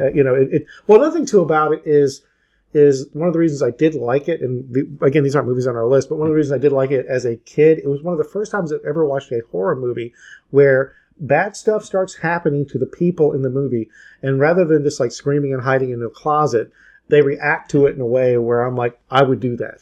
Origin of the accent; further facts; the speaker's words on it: Atlanta, Georgia, United States; I grew up in Atlanta